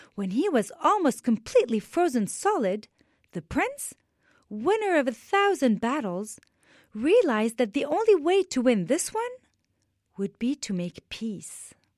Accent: Beirut, Beirut Governorate, Lebanon; I am Lebanese. I was born in Beirut, Lebanon, and I was seven years old when the war started in my beautiful country

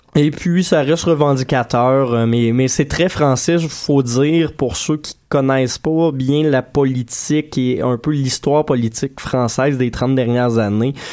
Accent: Saint-Hyacinthe, Quebec, Canada; now in Montreal, Canada; mon patelin natal de Saint-Hyacinthe

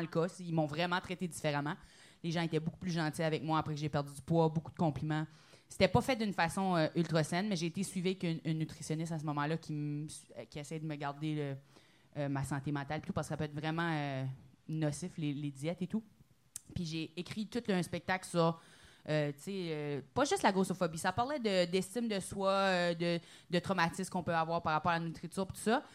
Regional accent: New Brunswick, Canada; j'ai un petit accent, je viens du Nouveau-Brunswick

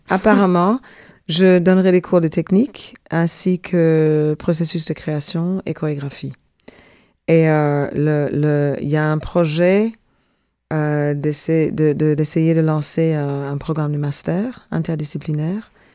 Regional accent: Brussels, Brussels-Capital Region, Belgium; moved away as an adult; also born or lived in Jamaica; now in Montreal, Canada; je suis une vraie Zinneke. Je suis une bruxelloise.

